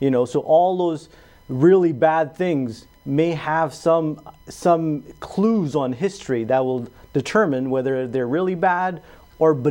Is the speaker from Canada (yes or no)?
yes; Toronto, Ontario, Canada; moved away as an adult; now in Sioux Falls, United States; I grew up in Canada, in Toronto